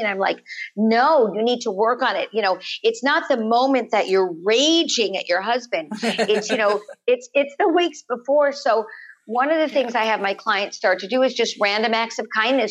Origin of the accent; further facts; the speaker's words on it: Los Angeles, California, United States; we live in the canyons when I was growing up in Los Angeles